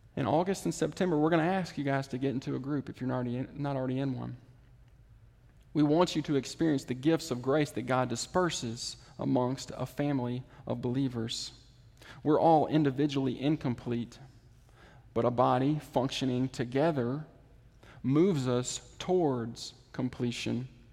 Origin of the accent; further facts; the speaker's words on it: the Mississippi Delta, United States; now in Jackson, United States; I'm from the Delta